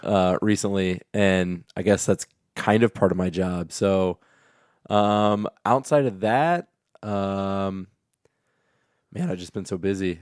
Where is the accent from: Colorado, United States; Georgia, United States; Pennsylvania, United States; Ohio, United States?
Ohio, United States; Kenton; moved away as an adult; also born or lived in Bowling Green, Ohio; now in Perrysburg, United States; I'm from Kenton, Ohio